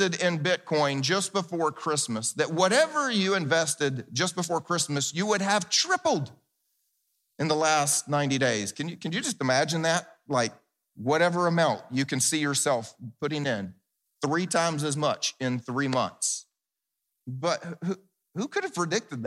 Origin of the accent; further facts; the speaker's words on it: the South, United States; I grew up in the South where we actually planted big gardens